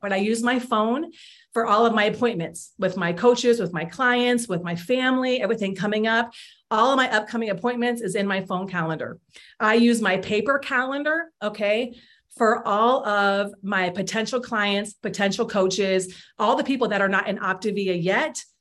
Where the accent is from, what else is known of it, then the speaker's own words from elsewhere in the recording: Iowa, United States; I grew up in Iowa